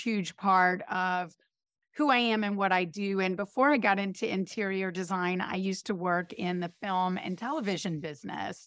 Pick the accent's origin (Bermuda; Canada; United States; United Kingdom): United States; High Point, North Carolina; now in New York, United States; I grew up in High Point, North Carolina